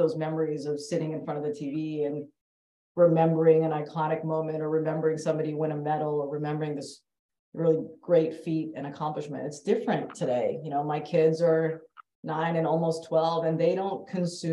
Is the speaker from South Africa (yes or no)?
no; Canada; moved away as an adult; now in Bay Area, United States; am Canadian born Indian female and have been in sport my entire life and grew up in Canada